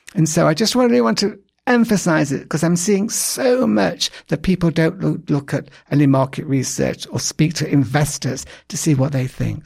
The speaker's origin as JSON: {"language": "English", "region": "England", "country": "United Kingdom", "said": "I'm English"}